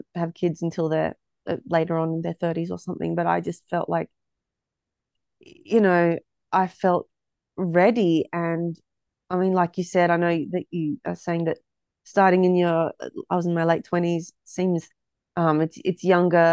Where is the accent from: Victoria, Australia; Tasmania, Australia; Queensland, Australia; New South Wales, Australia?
Tasmania, Australia; Hobart; moved away as an adult; also born or lived in Melbourne, Australia; now in Ballarat, Australia; originally from Tassie. Came to Melbourne 2012 and then I decided I wanted to raise my family in a smaller town because I grew up in Hobart